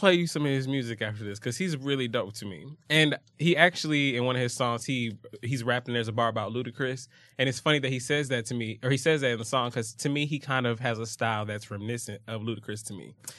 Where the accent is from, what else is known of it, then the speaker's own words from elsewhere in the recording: Atlanta, Georgia, United States; I'm from Atlanta